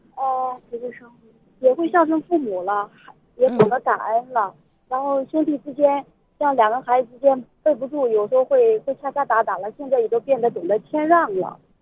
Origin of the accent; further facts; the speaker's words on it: China; 我们作为一个中国人，呃，土生土长的